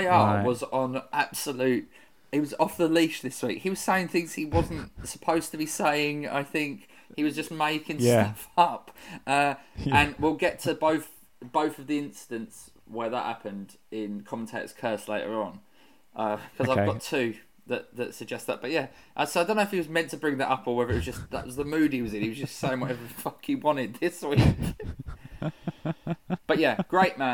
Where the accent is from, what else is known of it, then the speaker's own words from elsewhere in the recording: Bexleyheath, London, United Kingdom; I'm from Bexley Heath